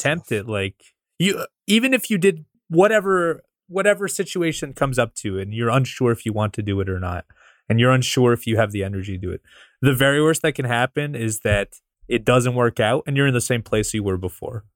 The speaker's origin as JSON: {"language": "English", "country": "Canada", "said": "I'm from Canada"}